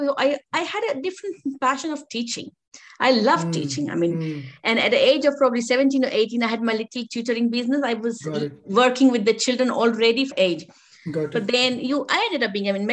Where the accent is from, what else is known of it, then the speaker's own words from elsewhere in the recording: India; I'm from an Indian culture